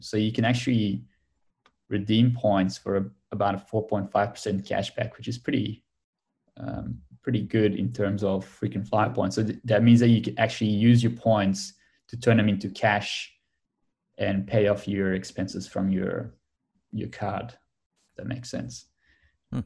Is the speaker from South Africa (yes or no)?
no; Belgium; now in Australia; I'm from Belgium originally